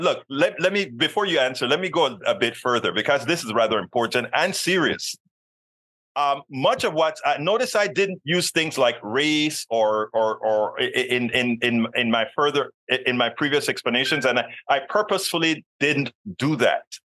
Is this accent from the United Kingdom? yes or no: no; Panama; now in United States; being a person from another country myself. I'm a naturalized American citizen. I'm from Panama